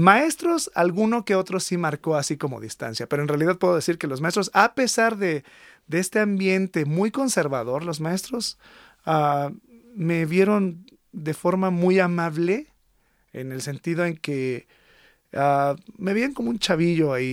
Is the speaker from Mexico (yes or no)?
yes; Monterrey, Nuevo León, Mexico; born there; Nací en Monterrey, andaba de aventurera